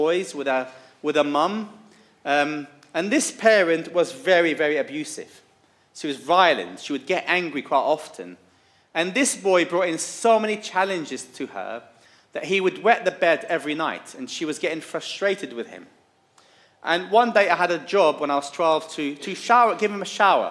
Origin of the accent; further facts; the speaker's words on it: Beirut, Beirut Governorate, Lebanon; moved away; I grew up in Lebanon, in war-torn Beirut. I grew up in an orphanage